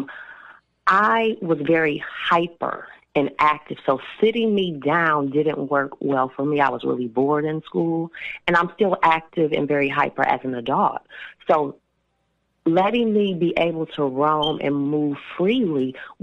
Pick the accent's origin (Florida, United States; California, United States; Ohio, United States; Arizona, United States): Ohio, United States; Toledo; now in Cincinnati, United States; even though I am no longer in the city. I still want to know what's going on with my hometown